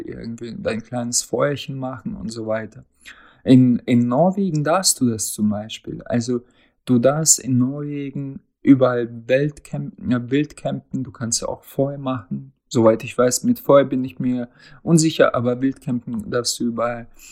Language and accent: German; Russia; now in Germany; als Russe